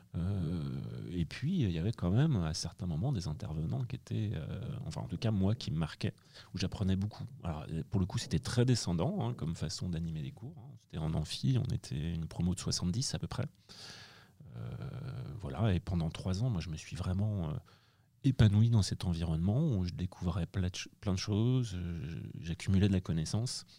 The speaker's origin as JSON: {"language": "French", "town": "Angers", "region": "Pays de la Loire", "country": "France", "tie": "born or raised there", "said": "Je suis né à Angers"}